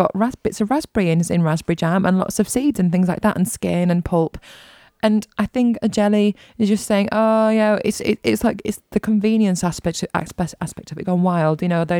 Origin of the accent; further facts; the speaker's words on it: England, United Kingdom; I'm English.